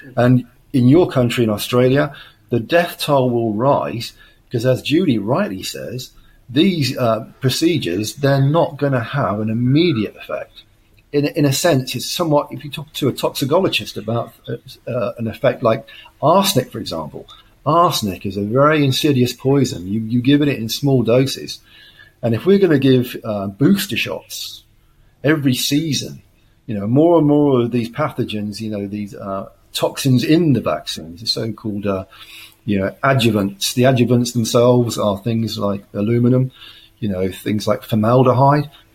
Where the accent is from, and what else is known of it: United Kingdom